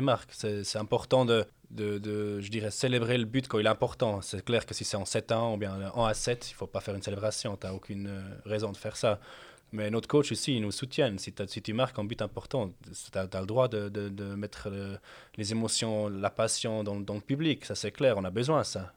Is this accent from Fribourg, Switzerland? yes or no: no; Zurich, Switzerland; moved away as an adult; also born or lived in London; now in Lausanne, Switzerland; je suis né à Londres, après, j'ai grandi à Zurich après, de Zurich